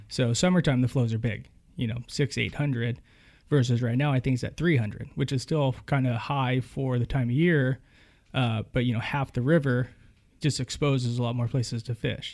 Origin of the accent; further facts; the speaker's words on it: Winters, California, United States; I grew up in a little town called Winters, California